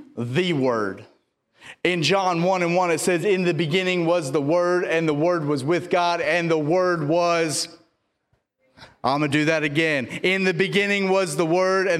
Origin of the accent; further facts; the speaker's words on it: the South, United States; I'm from the South